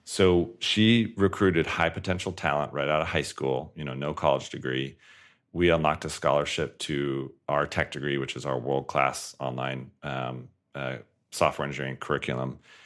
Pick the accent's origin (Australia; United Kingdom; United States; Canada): United States; Colorado Springs, Colorado; born or raised there